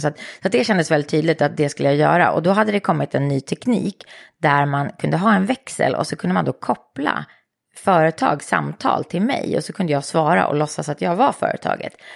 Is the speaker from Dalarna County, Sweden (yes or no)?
no; Eskilstuna, Södermanland, Sweden; moved away as an adult; jag älskade att vara i Eskilstuna. Jag älskade min hemstad